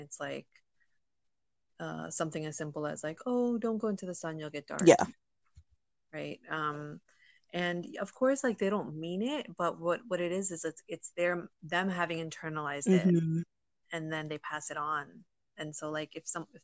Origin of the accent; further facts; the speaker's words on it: United States; I'm American